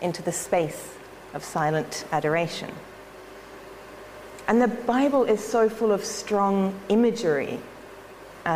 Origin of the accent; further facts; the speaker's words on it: Australia; I'm an Australian